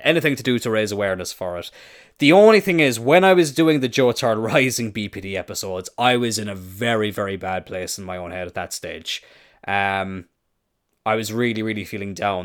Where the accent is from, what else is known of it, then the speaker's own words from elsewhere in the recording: Ireland; I am Irish.